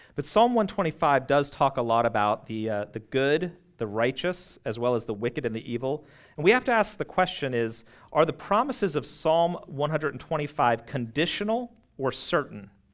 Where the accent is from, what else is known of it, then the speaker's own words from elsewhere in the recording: United States; living this close to D C